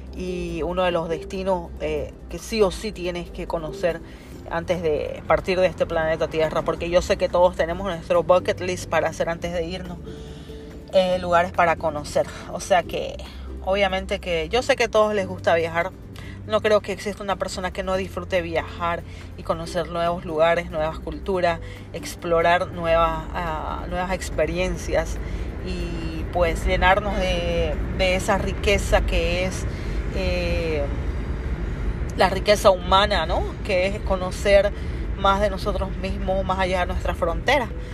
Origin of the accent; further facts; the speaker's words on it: Bolivia; moved away as an adult; now in New York, United States; Yo soy boliviana. Eh, hace 15 años que yo emigré a los Estados Unidos.